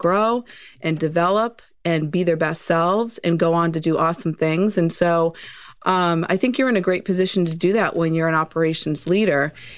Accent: Massachusetts, United States; accent: Boston; I am from Massachusetts, so that Boston accent creeps in once in a while. I am someone who grew up loving spending time and summers on Cape Cod

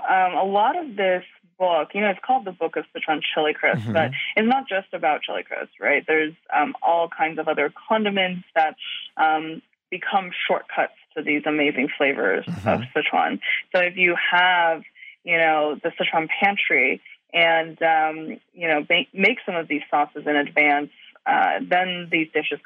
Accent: Canada; also born or lived in Chengdu / Germany; I was born in Chengdu, and when I was about five, we moved to Germany and then, you know, different countries after that. We eventually settled in Canada, where I went to school, high school and college

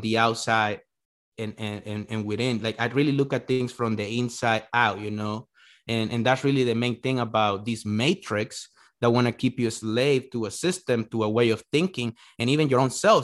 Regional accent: El Salvador; English is a second language; now in United States; I was born in El Salvador

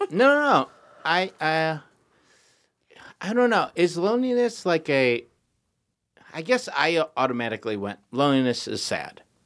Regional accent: Michigan, United States; growing up in Michigan

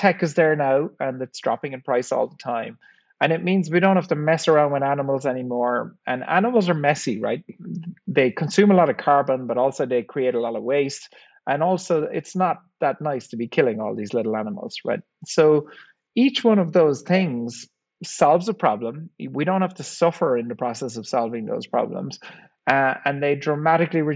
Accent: Ireland; I grew up in Ireland in the 1970s, and we didn't have a whole lot of money, worked on a farm

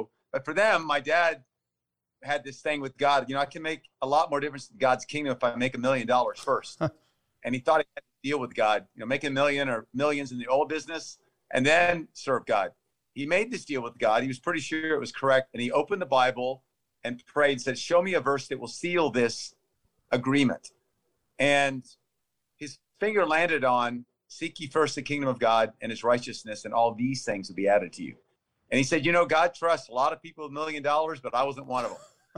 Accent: Thailand; also born or lived in Texas; I was born in Texas, and thus always a Texan, and grew up, though, in Thailand. When I was 9 months old, we went overseas. And I grew up out in the jungle

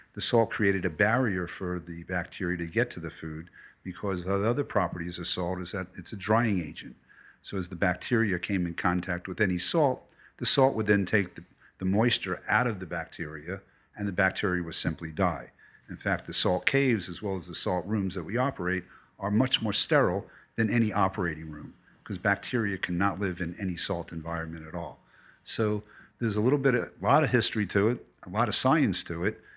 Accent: New York City, New York, United States; also born or lived in Philadelphia; I was born in Philadelphia, moved to New York City when I was eleven

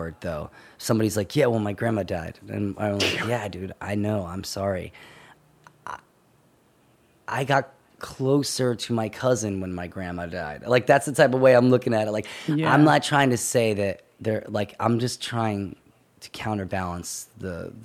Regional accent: Holland, Pennsylvania, United States; So I was born and raised in Holland, Pennsylvania, technically, which is like 25 minutes away from Doylestown

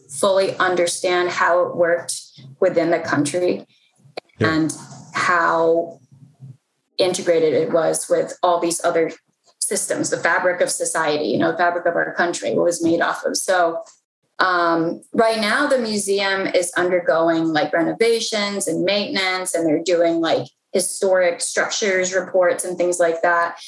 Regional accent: Mount Rainier, Maryland, United States; I was born and raised in PG County. Um, I was born in Mount Rainier, Maryland

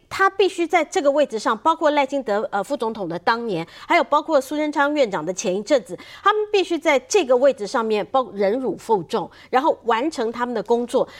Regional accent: Taiwan; 我们台湾人

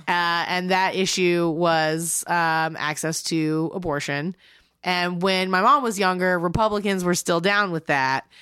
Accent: the South, United States; We're from the South

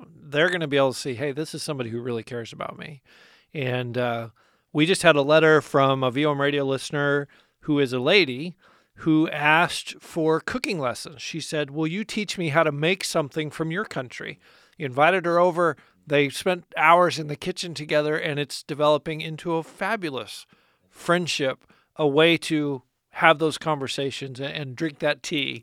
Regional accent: United States; us as American Christians

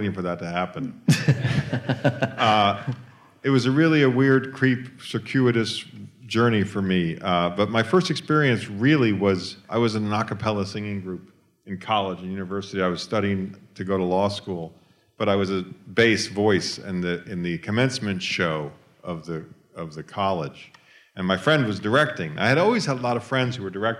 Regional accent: New York, United States; I grew up in New York, and we had lots of rallies and marches.

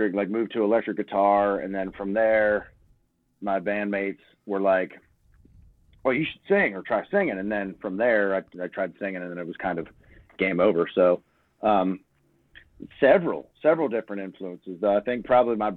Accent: Crescent, Pennsylvania, United States; now in Nashville, United States; I grew up, like, 2 hours east of Pittsburgh, really, pretty much what it was. Crescent, Pennsylvania

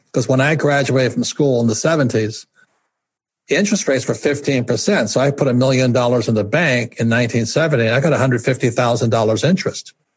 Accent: Hawaii, United States; I'm fourth generation Japanese American. I was raised in Hawaii

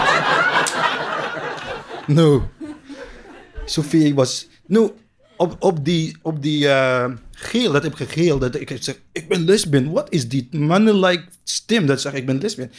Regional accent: Palestine; Dutch is a second language; moved away as an adult; now in Netherlands; Ik kom uit Palestina. Ik kom uit een kleine stad.

